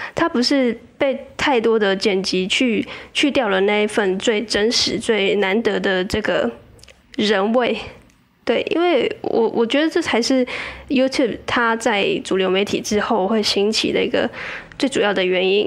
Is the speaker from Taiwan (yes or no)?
yes; southern Taiwan, Taiwan; moved away as an adult; also born or lived in Taipei; 因为我老家在南部